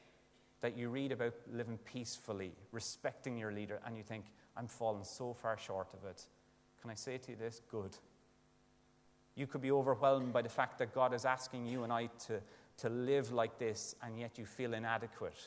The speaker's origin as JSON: {"language": "English", "country": "Ireland", "said": "as an Irish lad"}